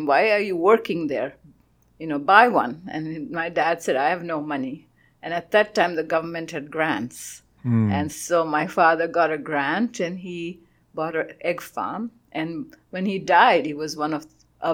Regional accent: Kampala, Central Region, Uganda; moved away as an adult; now in Canada; I was born in Kampala too

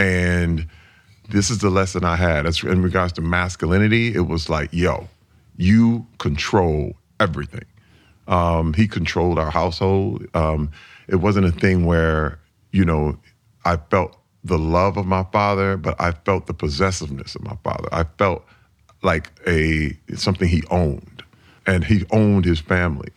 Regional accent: Flint, Michigan, United States; I grew up in Flint, Michigan in nineteen sixty-eight. That was when I was born

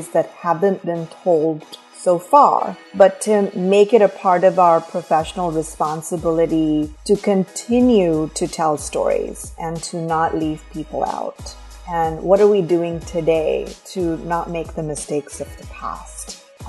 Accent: India; moved away as an adult; now in United States; I'm originally from India

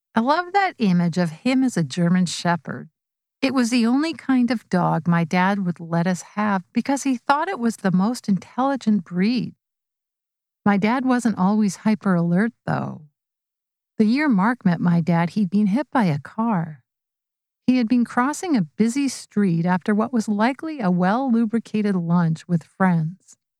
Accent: Vancouver, British Columbia, Canada; a friend I grew up with in Vancouver

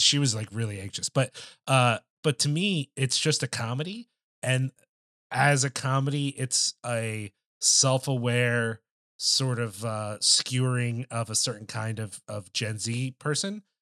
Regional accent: United States; as an American person

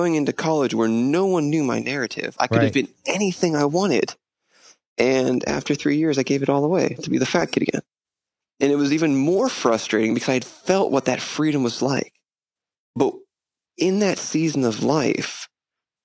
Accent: Pittsburgh, Pennsylvania, United States; moved away; I'm originally from Pittsburgh

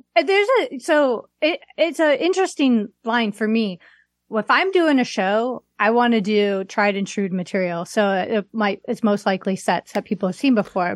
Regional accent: Waukegan, Illinois, United States; moved away as an adult; also born or lived in Las Vegas, Nevada / New York / Long Beach, California; now in Seattle, United States; I grew up in Waukegan

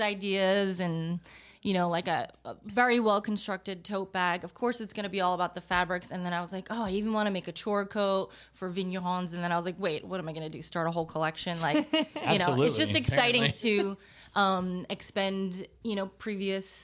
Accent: New York, United States; moved away as an adult; also born or lived in New Jersey / Los Angeles / Roussillon; I grew up mostly in New York

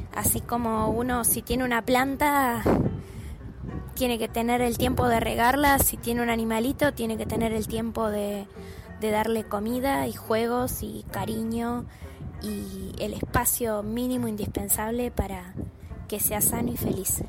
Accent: Mercedes, Buenos Aires Province, Argentina; moved away as an adult; also born or lived in Palermo, Buenos Aires; now in Buenos Aires, Argentina; Yo me crié en Mercedes, en una casa con patio bastante grande

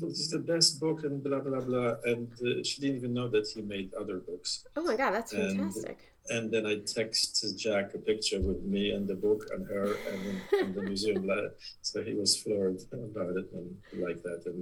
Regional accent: Poland; English is a second language; moved away as an adult; also born or lived in New York / Los Angeles; now in United States; I'm originally from Poland.

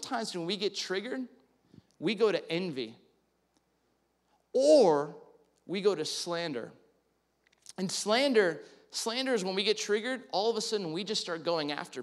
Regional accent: California, United States; growing up in California

